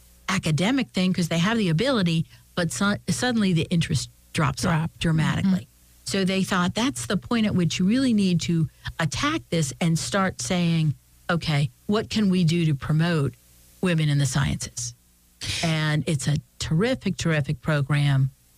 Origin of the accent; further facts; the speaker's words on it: Philadelphia, Pennsylvania, United States; I came from Philadelphia, and there were very few women up here